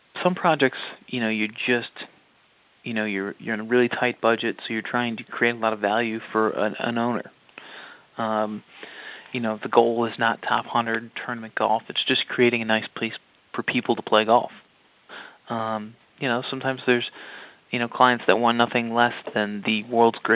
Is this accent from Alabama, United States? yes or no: no; West Chicago, Illinois, United States; we grew up around St. Andrews Golf Club out in West Chicago, Illinois.